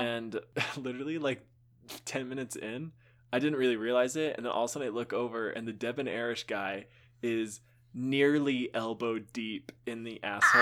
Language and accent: English; Texas, United States; I grew up in Texas